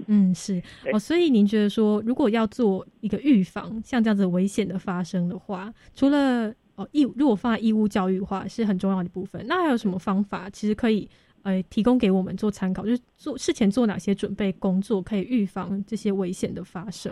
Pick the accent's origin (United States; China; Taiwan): Taiwan; 所以我们台湾人的登山安全。的观念是足够的吗？